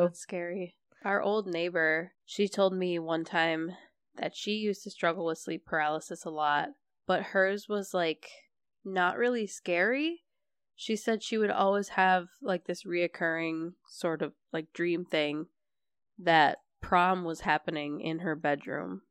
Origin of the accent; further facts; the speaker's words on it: Minneapolis, Minnesota, United States; I come from Minneapolis